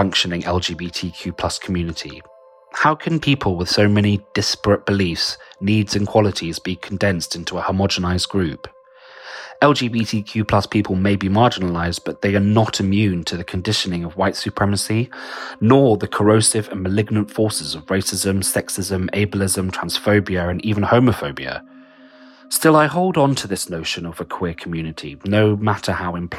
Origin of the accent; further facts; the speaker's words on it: London, United Kingdom; I'm a writer from London